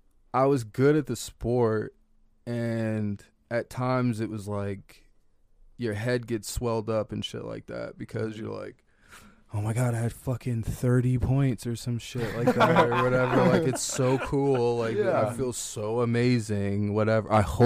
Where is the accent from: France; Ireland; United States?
United States; Oakton, Virginia; I grew up in Oakton, Virginia.